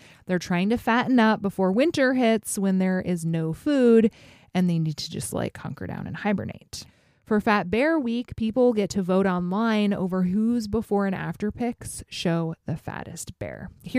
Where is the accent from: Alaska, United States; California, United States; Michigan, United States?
Alaska, United States; my home state of Alaska